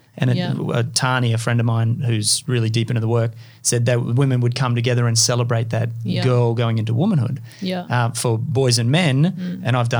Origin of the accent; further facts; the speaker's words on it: Far North Queensland, Australia; also born or lived in California; I grew up in Far North Queensland, so I grew up with a lot of Indigenous people.